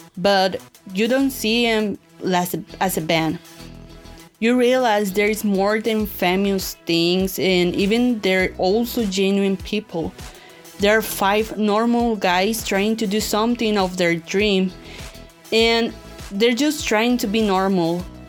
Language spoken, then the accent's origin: English; Hermosillo, Sonora, Mexico; I'm from Hermosillo, Sonora, Mexico, and I'm 21 years old